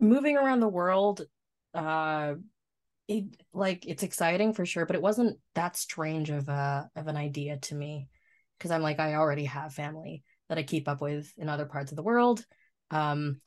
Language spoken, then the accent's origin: English; Ottawa, Ontario, Canada; moved away as an adult; also born or lived in Philippines / Japan; I was born and raised in Canada